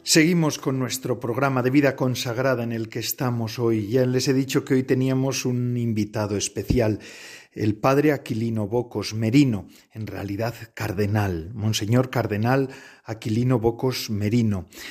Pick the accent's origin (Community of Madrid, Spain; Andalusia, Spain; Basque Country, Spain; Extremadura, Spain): Basque Country, Spain; near Lekeitio; en mi pueblo, bueno, cerca de mi pueblo, yo no soy exactamente de Lequeitio, pero eh, eh, soy muy cercano al Lequeitio